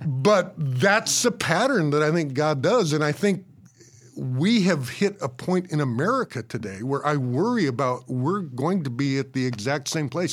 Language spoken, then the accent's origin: English; Colorado, United States; I grew up in Colorado